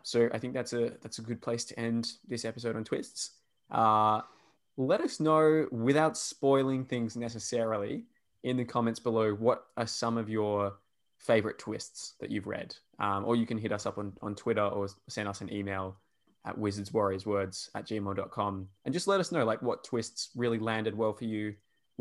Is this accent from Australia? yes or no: yes; Perth, Western Australia, Australia; accent: Australian; Insulting my country, Rob, because that's how we all sound here